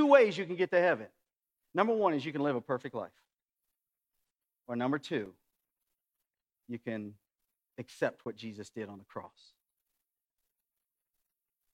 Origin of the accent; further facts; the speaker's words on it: West Virginia, United States; now in Centralia, United States; I grew up in West Virginia